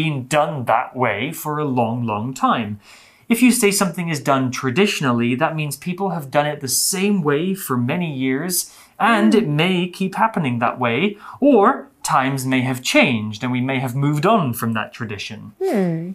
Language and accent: English; United Kingdom; I'm from the UK.